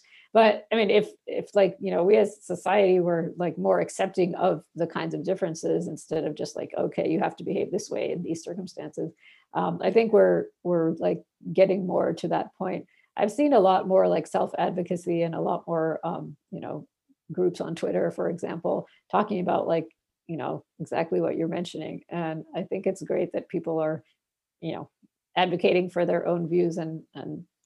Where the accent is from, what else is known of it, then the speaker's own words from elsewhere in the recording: Bangladesh; now in United States; in my country of where I was born in Bangladesh